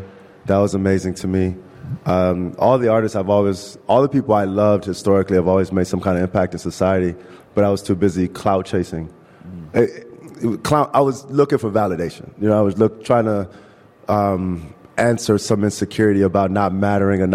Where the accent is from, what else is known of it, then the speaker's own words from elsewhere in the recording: Chicago, Illinois, United States; I grew up in Chicago. I grew up on the north side